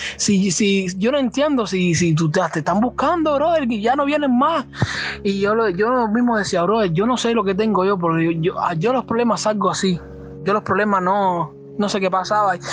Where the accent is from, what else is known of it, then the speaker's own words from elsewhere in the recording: Cuba; Soy de acá de Cuba